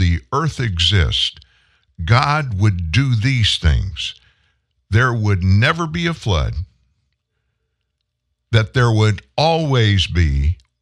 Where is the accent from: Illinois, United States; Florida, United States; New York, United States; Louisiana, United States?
Louisiana, United States; South; I'm from South Louisiana, sugar cane, rice.